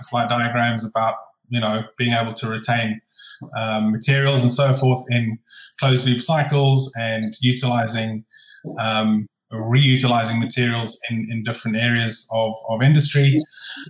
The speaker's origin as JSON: {"language": "English", "town": "Glasgow", "region": "Scotland", "country": "United Kingdom", "said": "from Glasgow in Scotland, in the UK."}